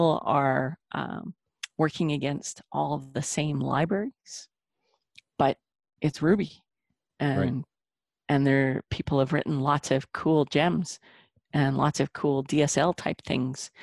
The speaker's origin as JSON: {"language": "English", "town": "Lethbridge", "region": "Alberta", "country": "Canada", "tie": "born or raised there", "also_born_or_lived": "Calgary", "said": "moved back to my hometown where my parents and my brother live. It's Lethbridge."}